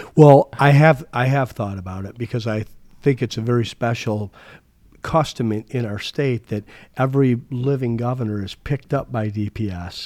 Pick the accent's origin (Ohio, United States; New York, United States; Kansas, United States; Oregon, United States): Ohio, United States; Toledo; also born or lived in Chicago; now in Arizona, United States; I grew up in Toledo, but I, my career took me all over the, or many places in the country.